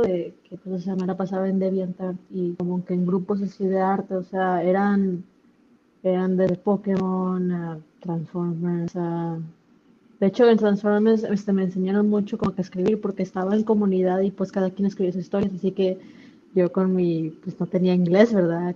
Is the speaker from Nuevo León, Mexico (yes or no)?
yes; Monterrey, Nuevo León, Mexico; moved away as an adult; also born or lived in Los Angeles; siendo regia